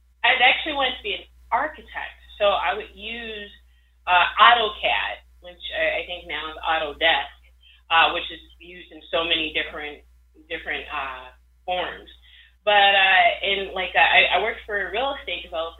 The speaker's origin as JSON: {"language": "English", "town": "Chicago", "region": "Illinois", "country": "United States", "tie": "born or raised there", "said": "I grew up on the south side of Chicago"}